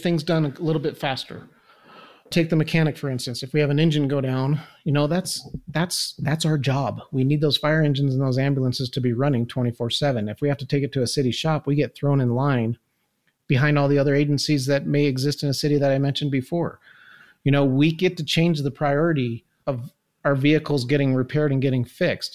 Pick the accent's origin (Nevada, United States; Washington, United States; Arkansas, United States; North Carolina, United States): Nevada, United States; Incline Village; I was born and raised here in Incline